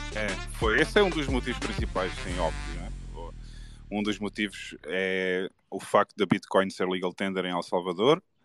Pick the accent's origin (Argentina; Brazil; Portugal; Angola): Portugal; Eu gosto de Portugal, eu nasci em Portugal, gosto da cultura, gosto das pessoas